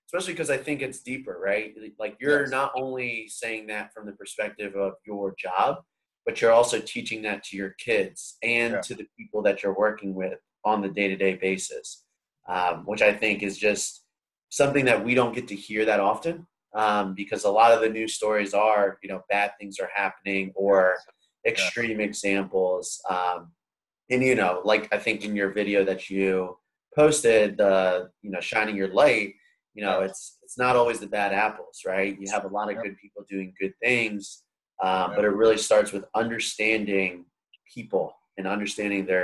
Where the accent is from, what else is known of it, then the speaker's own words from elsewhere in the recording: Delaware, United States; me growing up in Delaware as well, like I'm proud of the first state